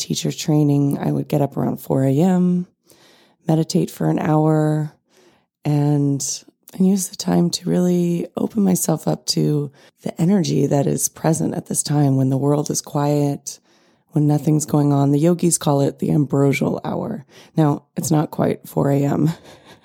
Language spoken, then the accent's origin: English; California, United States; also born or lived in New York; Growing up in California